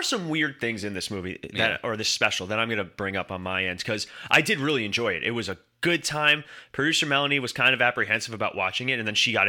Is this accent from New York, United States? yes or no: yes; New York, United States; I'm from New York, hey, with my coffee.